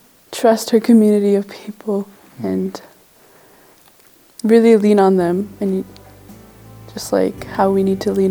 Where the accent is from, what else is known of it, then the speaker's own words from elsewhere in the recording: Nelson House, Manitoba, Canada; I was born and raised in the Shatwaiyasi Cree Nation, which is a small community in Nelson House up north of Manitoba.